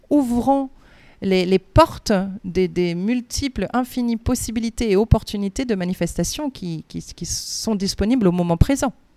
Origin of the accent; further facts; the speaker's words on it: France; moved away; je suis française